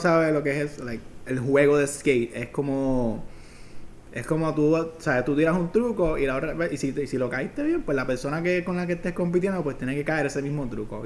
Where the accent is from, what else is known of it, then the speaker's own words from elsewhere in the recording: Fajardo, Puerto Rico; also born or lived in Ceiba; yo soy de Fajardo